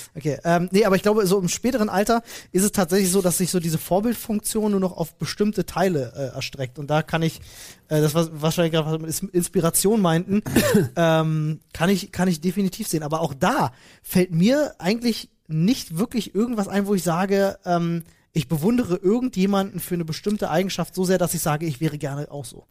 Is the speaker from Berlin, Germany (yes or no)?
yes; Berlin, Germany; ich bin äh, geboren in Berlin-Neukölln und dort auch aufgewachsen, 18 Jahre lang.